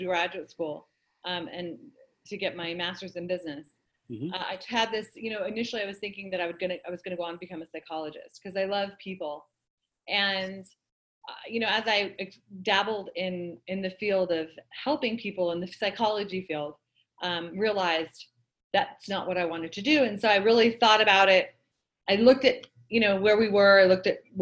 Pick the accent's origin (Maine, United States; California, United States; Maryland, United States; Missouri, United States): California, United States; Manhattan Beach; So I grew up in Manhattan Beach, and my father opened a restaurant